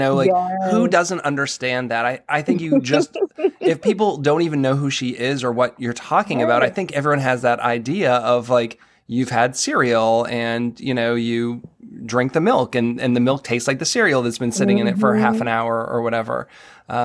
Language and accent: English; New England, United States; now in Maryland, United States; I'm from New England